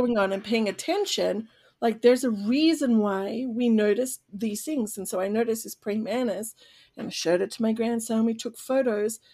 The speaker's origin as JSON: {"language": "English", "town": "Sydney", "region": "New South Wales", "country": "Australia", "tie": "born or raised there", "moved": "yes", "lives_now": "United States", "said": "I was born and raised in Sydney, Australia"}